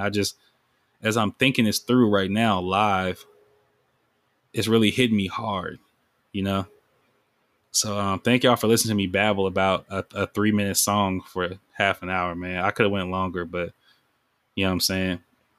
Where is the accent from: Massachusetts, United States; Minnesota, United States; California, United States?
California, United States; Sacramento; I was raised in Iraq. Like, when people hear Iraq, that's just like, that's like a term for South Sac, because like, it's a war zone